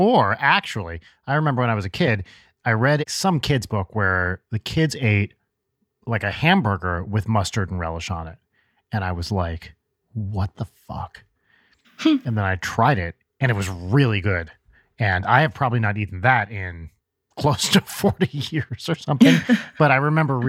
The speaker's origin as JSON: {"language": "English", "region": "New Jersey", "country": "United States", "tie": "born or raised there", "said": "No, I grew up in New Jersey"}